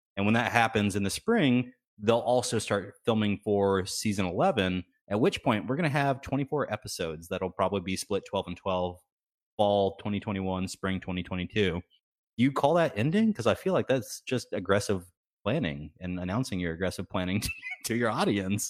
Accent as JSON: {"language": "English", "region": "Texas", "country": "United States", "tie": "born or raised there", "said": "I grew up in Texas, you know, going to the ranch every, every, every weekend."}